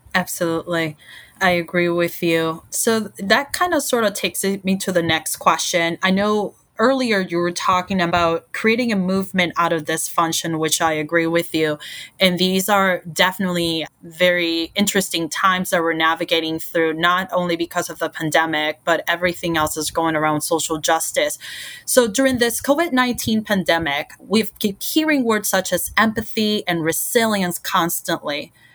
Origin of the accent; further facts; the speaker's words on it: Puerto Rico; moved away as an adult; now in United States; born and raised in Puerto Rico and, and moved to the States for college